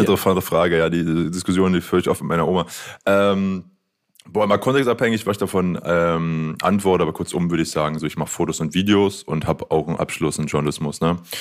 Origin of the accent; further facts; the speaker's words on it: Aachen, North Rhine-Westphalia, Germany; sehe ich aber auch so als Aachener